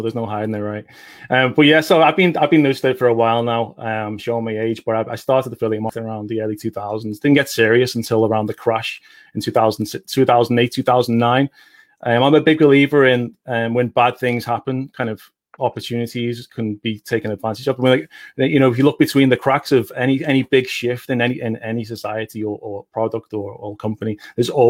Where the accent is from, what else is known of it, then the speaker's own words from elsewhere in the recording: Liverpool, North West England, United Kingdom; accent: Liverpool; It's 2 p.m. in the afternoon here in Liverpool, UK. I tend to talk quite quickly, so our accents are quite quick over here